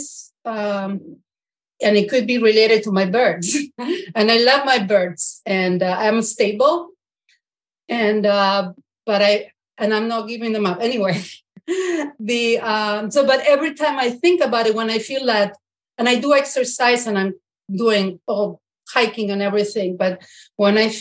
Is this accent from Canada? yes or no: no; Argentina; also born or lived in Brooklyn, New York, United States; now in Bedford, United States; I'm in Bedford, Massachusetts, but originally from Argentina and escaped from Brooklyn of 25 years in Brooklyn